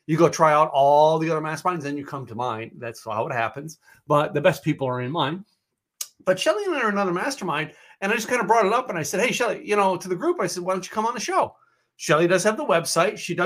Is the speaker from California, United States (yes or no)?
no; Philadelphia, Pennsylvania, United States; moved away as an adult; now in Dallas, United States; I am an Eagles fan because I grew up in Philly area